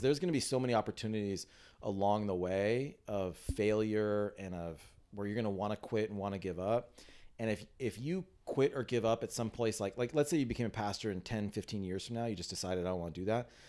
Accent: San Diego, California, United States; I grew up in San Diego

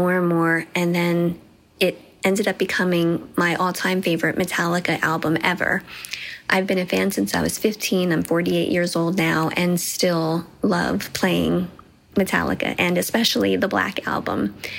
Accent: Dunellen, New Jersey, United States; I'm from Dunellen, New Jersey.

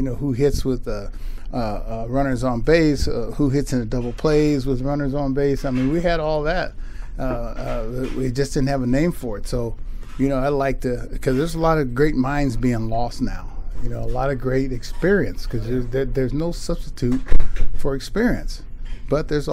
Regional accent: Riverside, California, United States; I was born in Riverside, California, right up the road

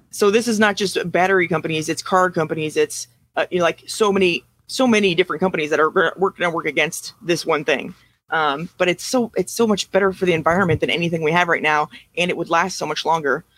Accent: United States; we're American

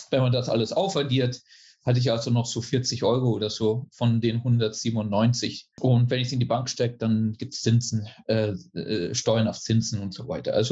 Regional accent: Germany; also born or lived in Italy / United States; ich bin Deutscher ursprünglich, habe auch lange Zeit in Italien gelebt, bin dann nach äh, USA verreist, habe dann zwölf Jahre in den USA gelebt. Äh, 2006 bin ich wieder nach Deutschland zurück

